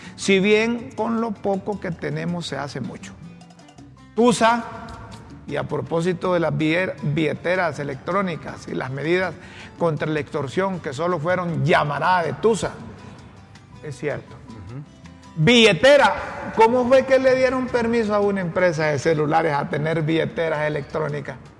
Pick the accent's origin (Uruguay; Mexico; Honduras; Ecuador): Honduras; como hondureño